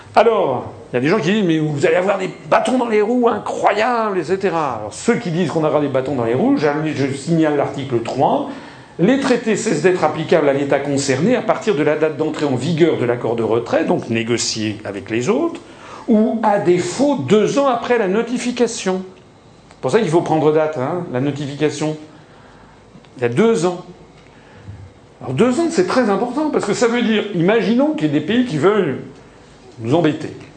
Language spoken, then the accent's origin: French; France; on est français